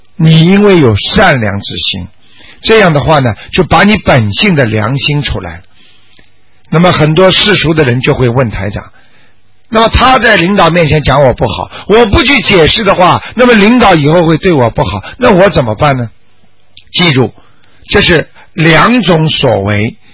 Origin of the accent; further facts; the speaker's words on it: China; 我们中国人